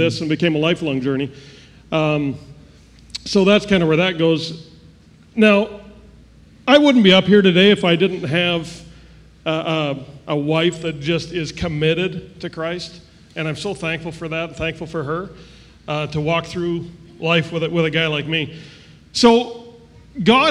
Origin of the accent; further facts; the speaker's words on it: Canada; moved away; I was born in Canada.